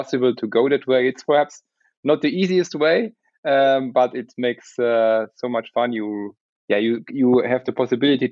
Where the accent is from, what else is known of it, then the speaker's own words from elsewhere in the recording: Luxembourg; moved away as an adult; also born or lived in Munich, Germany; originally I'm coming from Luxembourg. I moved to Munich to make some civil engineering studies